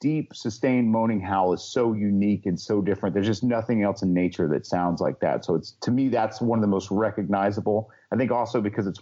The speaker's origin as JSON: {"language": "English", "town": "Helen", "region": "Georgia", "country": "United States", "tie": "born or raised there", "said": "my hometown of Helen, Georgia"}